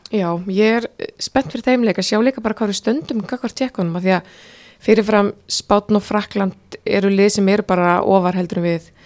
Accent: Iceland; við Íslendingar

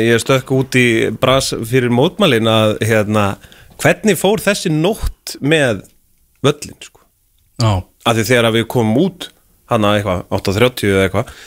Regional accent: Iceland; við erum Íslandingar

